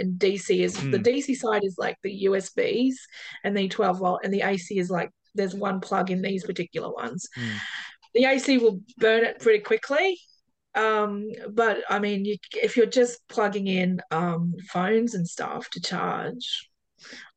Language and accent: English; Perth, Western Australia, Australia; I come from Hamilton Hill in Perth